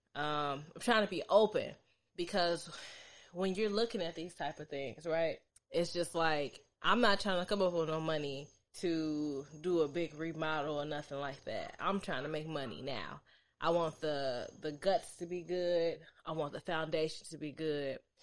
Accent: suburbs outside of Chicago, Illinois, United States; I was born in Chicago, but I was raised in the suburbs

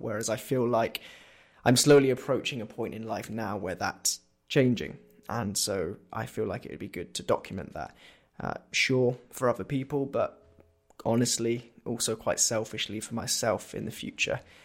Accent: Corby, East Midlands, United Kingdom; also born or lived in Northampton; we as a family, so my mum, my dad, and my brother Ashley, we moved to Corby

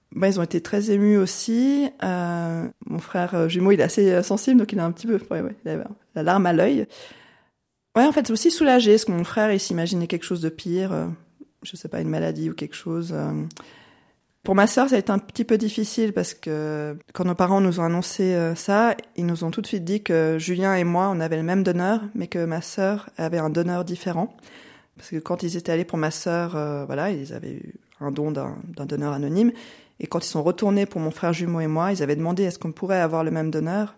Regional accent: French-speaking Switzerland, Romandy, Switzerland; J'ai grandi en Suisse romande, enfin je vis toujours en Suisse romande.

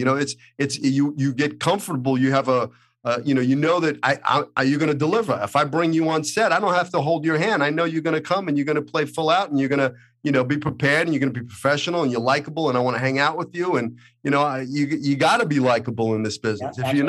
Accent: Brooklyn, New York, United States; now in Los Angeles, United States; I think growing up in Brooklyn gives you something that, you know, an edge on the other, you know, it's like, listen, if I could survive the streets of Brooklyn, Hollywood was no big deal.

